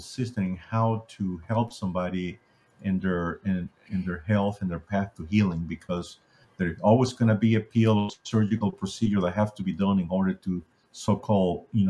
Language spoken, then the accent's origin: English; Ecuador; now in United States; I grew up in Ecuador, South America, and like many people down there, we're a third world country